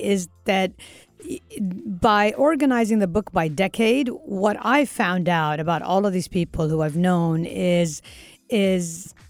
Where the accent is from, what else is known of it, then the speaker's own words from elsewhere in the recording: Kuwait; I explain I came from Kuwait.